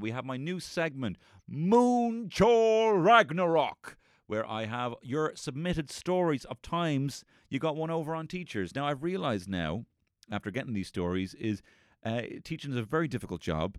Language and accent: English; Ireland